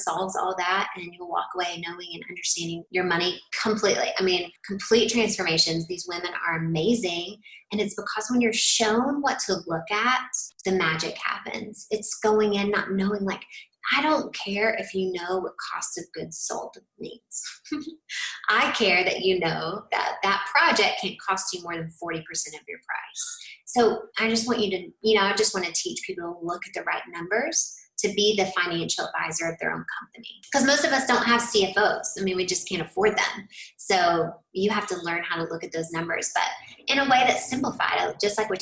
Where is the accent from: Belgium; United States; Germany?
United States; Tennessee; I'm from Tennessee